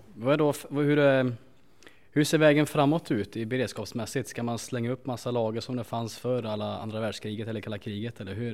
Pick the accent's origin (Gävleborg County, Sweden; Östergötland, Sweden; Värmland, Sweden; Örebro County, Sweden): Värmland, Sweden; som värmlänning